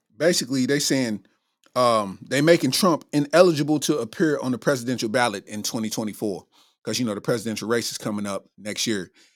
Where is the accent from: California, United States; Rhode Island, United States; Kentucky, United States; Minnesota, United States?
Kentucky, United States; Lexington; in my hometown, literally fifteen minutes away from the neighborhood I grew up